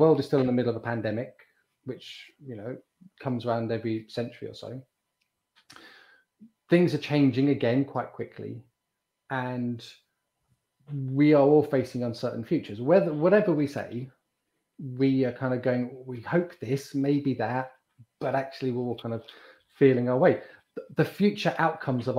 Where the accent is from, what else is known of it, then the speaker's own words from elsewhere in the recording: United Kingdom; We're both in Britain. We're both British